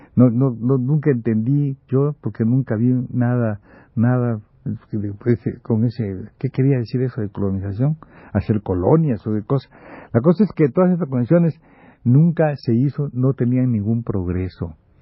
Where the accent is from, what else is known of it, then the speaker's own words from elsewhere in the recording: Campeche, Mexico; moved away; estoy de vacaciones en mi pueblo